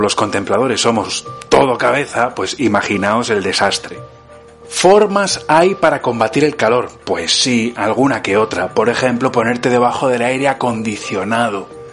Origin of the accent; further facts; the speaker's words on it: Burgos, Castile and León, Spain; now in Italy; en Burgos, mi ciudad natal